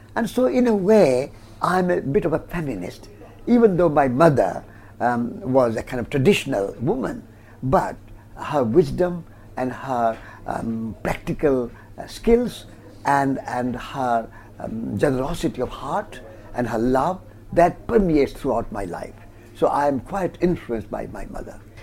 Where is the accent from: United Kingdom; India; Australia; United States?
India; Rajasthan; I was born in Rajasthan, in India